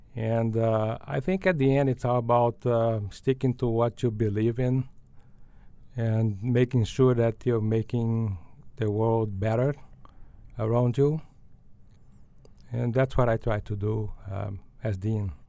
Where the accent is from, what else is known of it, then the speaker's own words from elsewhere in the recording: Brazil; moved away as an adult; now in United States; I grew up in Brazil